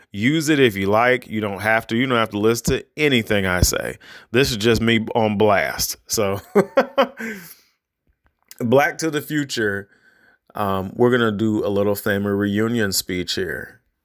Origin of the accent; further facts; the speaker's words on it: United States; me as an, as an American